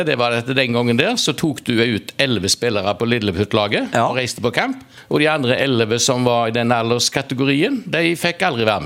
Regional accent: Karmøy, Rogaland, Norway; jeg vokste opp på Nygård, det er i flyplasskrysset sånn noenlunde, på Karmøy nå.

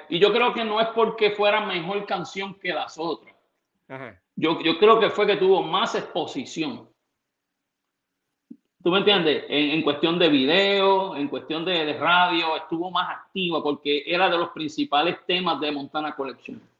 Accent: Puerto Rico; de residencial Vista Hermosa, donde yo nací. yo quiero mucha gente allá.

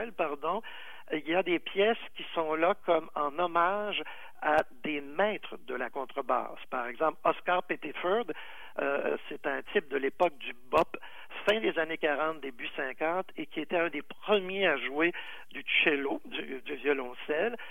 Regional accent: Quebec, Canada; chez nous au Québec

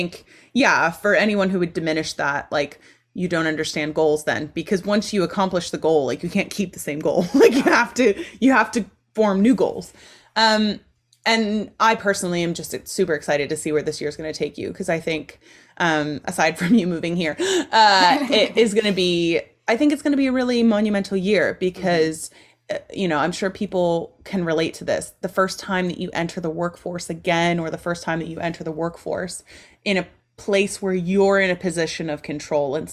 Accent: Ohio, United States; moved away as an adult; also born or lived in Texas; my home state, Ohio

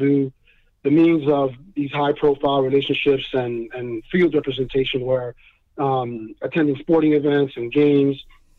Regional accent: New York, United States; the one that I looked up to the most as growing up in New York is David Winfield.

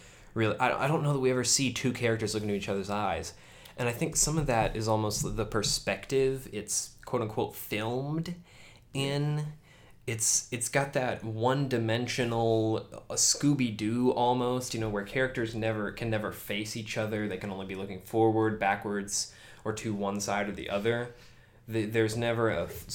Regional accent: United States; I'm American

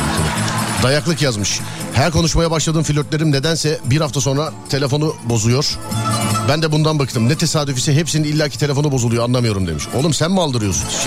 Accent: Istanbul, Turkey; İstanbul'dan. Neresinden? Ümraniye.

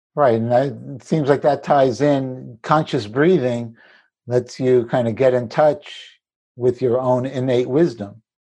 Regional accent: New York City, New York, United States; I grew up in in Brooklyn, in the city, we weren't wealthy particularly

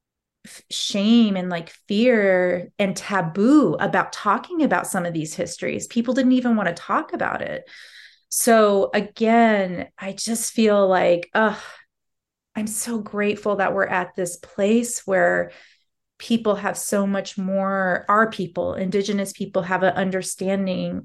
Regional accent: Alaska, United States; I felt invisible as an Alaska Native young girl at that time, and even to my teens, 20s in my own, you know, home state

